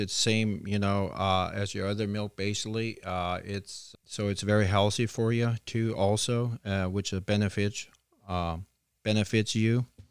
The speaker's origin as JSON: {"language": "English", "area": "beside Bunker Hill Cheese", "region": "Ohio", "country": "United States", "tie": "born or raised there", "said": "I grew up right beside the Cheese House here"}